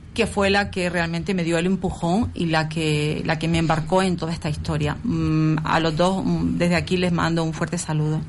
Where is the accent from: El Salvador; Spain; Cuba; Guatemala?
Spain; Las Palmas de Gran Canaria, Canary Islands; Yo soy de la zona, yo nací en Princesa Guayarmina